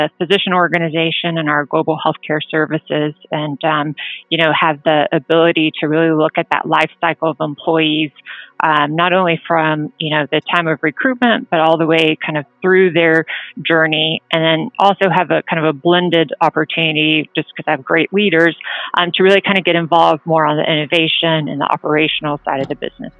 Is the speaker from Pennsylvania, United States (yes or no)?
no; California, United States; Spent most of my, I kind of say I grew up in California because spent about 8 years there, finished middle school and high school